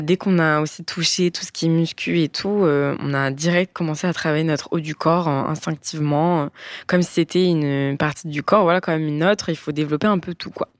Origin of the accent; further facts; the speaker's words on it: Bordeaux, Nouvelle-Aquitaine, France; moved away as an adult; now in Nice, France; on a grandi à Bordeaux